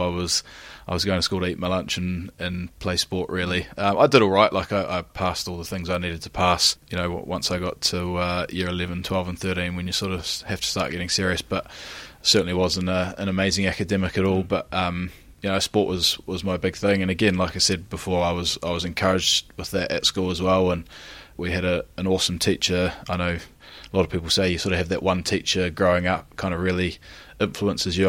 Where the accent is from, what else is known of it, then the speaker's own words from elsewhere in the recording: Christchurch, Canterbury, New Zealand; moved away as an adult; now in Gloucester, United Kingdom; born and raised in Christchurch in New Zealand, which is in the South Island on the East Coast.